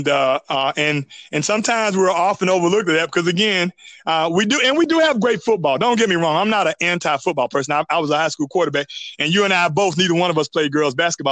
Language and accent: English; North Carolina, United States; now in Georgia, United States; I'm from North Carolina